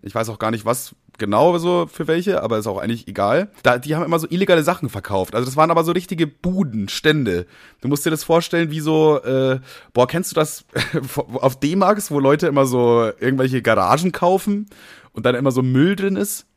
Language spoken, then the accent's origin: German; Nuremberg, Bavaria, Germany; ich bin ja in Bayern groß geworden, in Nürnberg